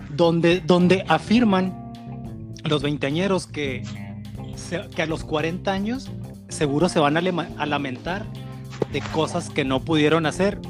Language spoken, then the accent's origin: Spanish; northern Mexico, Mexico